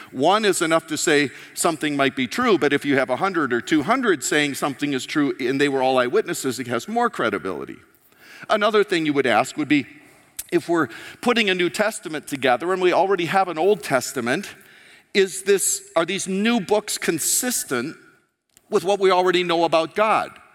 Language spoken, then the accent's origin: English; United States; moved away; I'm an American